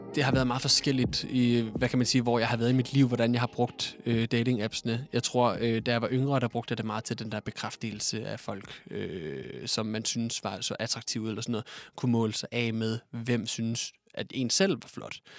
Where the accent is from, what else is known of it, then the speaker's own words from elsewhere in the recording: Odense, Southern Denmark, Denmark; moved away as an adult; now in Copenhagen, Denmark; jeg kommer oprindeligt fra Odense, men har boet i København de sidste tre år af mit liv